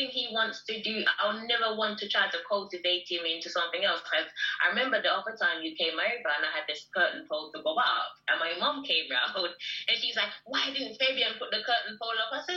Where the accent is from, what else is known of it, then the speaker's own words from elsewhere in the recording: Jamaica; I'm Jamaican.